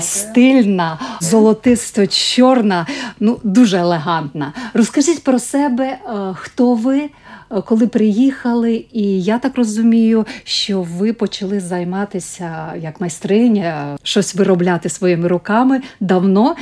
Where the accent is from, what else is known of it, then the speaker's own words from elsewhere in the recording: Zakarpattia Oblast, Ukraine; moved away as an adult; now in Latvia; у нас на Закарпатті